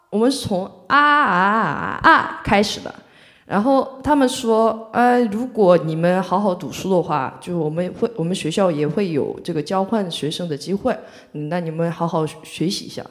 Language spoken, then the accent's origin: Chinese; Mokpo, South Jeolla, South Korea; Chinese is a second language; moved away as an adult; now in Shanghai, China; 我是来自全罗南道的一个一个人，全罗南道的木浦市，呃，属于中国的三四四线城市吧，就是很，对，三四线城市